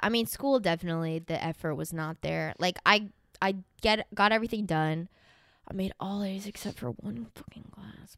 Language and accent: English; Tornado Alley, United States; moved away; I grew up in Tornado Alley